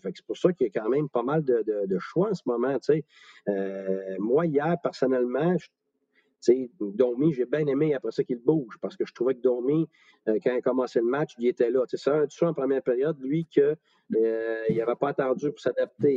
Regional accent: Quebec, Canada; je suis un Québécois moi aussi

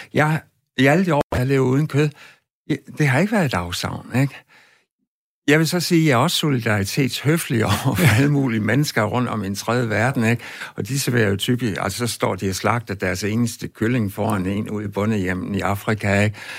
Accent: West Jutland, Central Denmark Region, Denmark; Jeg voksede op ude i Vestjylland

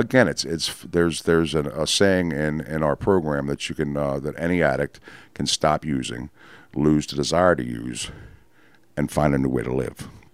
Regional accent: Baltimore, Maryland, United States; also born or lived in Catonsville, Maryland; I was born in Baltimore

